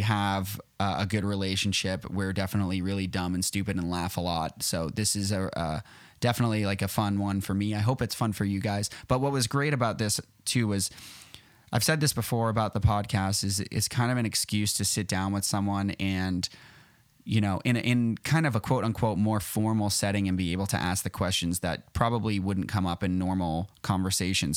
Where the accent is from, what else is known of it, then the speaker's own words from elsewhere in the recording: outside of Boston, Massachusetts, United States; I, am right outside of Boston